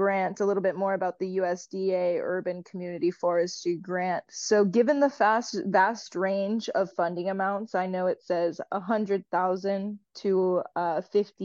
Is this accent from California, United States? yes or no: yes; Los Angeles suburbs, California, United States; I'm from a place that's in the suburbs of Los Angeles